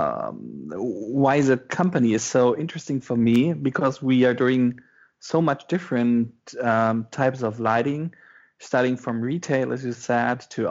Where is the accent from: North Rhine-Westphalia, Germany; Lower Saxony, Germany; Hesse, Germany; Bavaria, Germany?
Lower Saxony, Germany; western Germany, between Osnabrück and Oldenburg; English is a second language; moved away as an adult; also born or lived in Hildesheim, Germany; now in Berlin, Germany; From the western part, between Osnabrück and Oldenburg